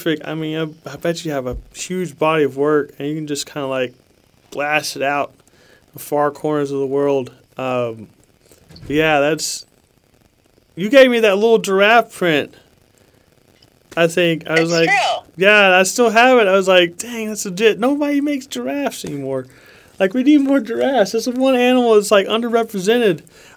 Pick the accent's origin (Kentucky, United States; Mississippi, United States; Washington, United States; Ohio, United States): Kentucky, United States; Lexington; I'm from Lexington, Kentucky